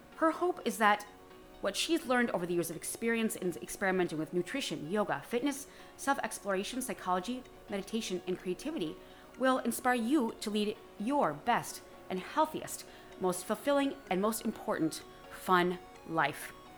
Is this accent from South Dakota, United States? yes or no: no; Wisconsin, United States; moved away; I'm originally from Wisconsin